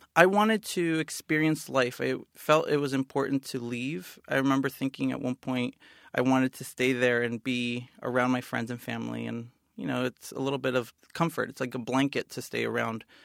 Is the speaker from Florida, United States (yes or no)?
no; San Bernardino, California, United States; moved away; I was born and raised in San Bernardino, California.